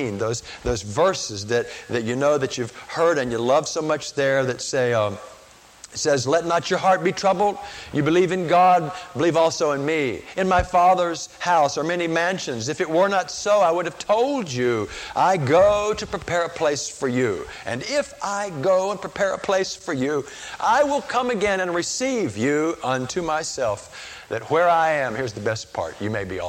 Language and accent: English; Chapel Hill, North Carolina, United States; I grew up in Chapel Hill